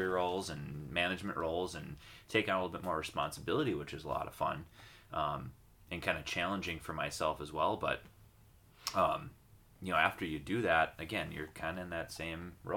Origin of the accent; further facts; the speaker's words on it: Duluth, Minnesota, United States; I'm born and raised in Duluth as well